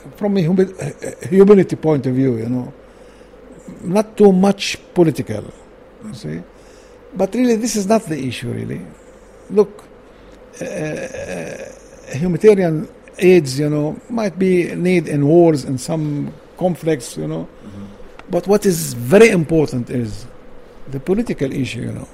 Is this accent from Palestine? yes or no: yes; Jerusalem, Palestine; English is a second language; East Jerusalem, I was born in East Jerusalem. I studied my uh, high school education in Jeru Jerusalem